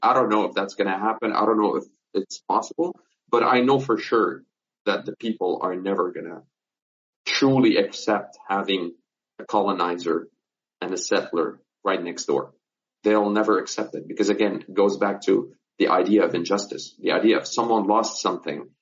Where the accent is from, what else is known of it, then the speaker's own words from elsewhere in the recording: Nazareth, Northern District, Israel; I'm from Nazareth. I'm from Palestine